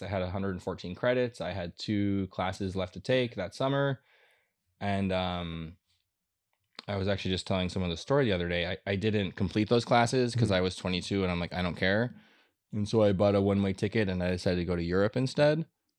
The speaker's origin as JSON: {"language": "English", "town": "Minneapolis", "region": "Minnesota", "country": "United States", "tie": "born or raised there", "also_born_or_lived": "Chicago, United States", "moved": "as an adult", "lives_now": "Los Angeles, United States"}